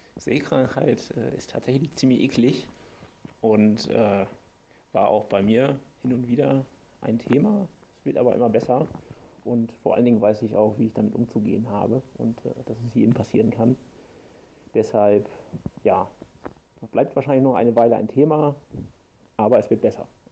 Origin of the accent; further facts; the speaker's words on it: Potsdam, Brandenburg, Germany; aus Potsdam